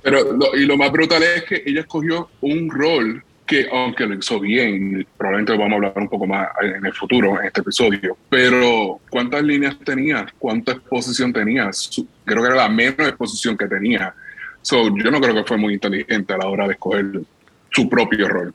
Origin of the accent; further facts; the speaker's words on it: Puerto Rico; nosotros como puertorriqueños y como caribeños